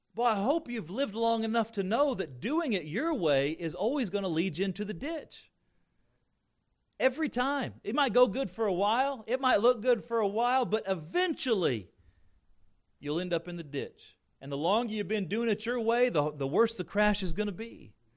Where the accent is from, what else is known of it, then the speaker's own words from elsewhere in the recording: Indiana, United States; growing up in Indiana